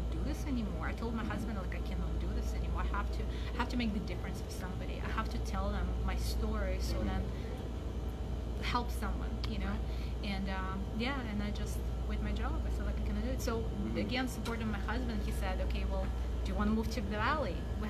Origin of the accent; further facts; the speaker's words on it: Anchorage, Alaska, United States; now in Palmer, United States; I'm from Anchorage. I sleep in Palmer. I work in Wasilla. I don't know anybody.